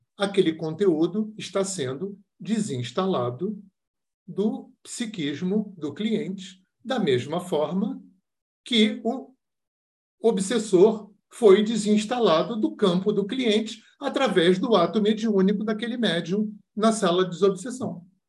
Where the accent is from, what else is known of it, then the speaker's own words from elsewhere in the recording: Rio de Janeiro, Brazil; eu sou do Rio de Janeiro